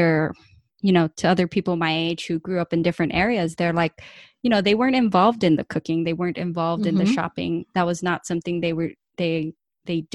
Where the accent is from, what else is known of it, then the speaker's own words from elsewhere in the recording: California, United States; moved away as an adult; also born or lived in Ecuador; now in Michigan, United States; I'm from California, and my dad was born in Ecuador, and my mom was born in El Salvador, and they both came here when they were in their teens